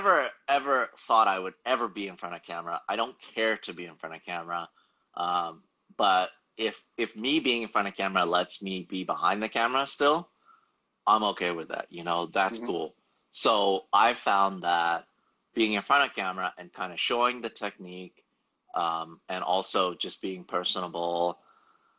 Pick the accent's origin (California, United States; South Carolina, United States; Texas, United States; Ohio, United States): California, United States; Los Angeles; I've pretty much failed every single English class that I've taken here, growing up in Los Angeles